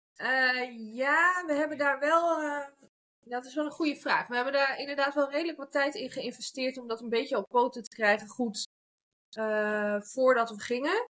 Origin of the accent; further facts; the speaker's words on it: Netherlands; moved away as an adult; now in Spain; Ik ben geboren in Nederland.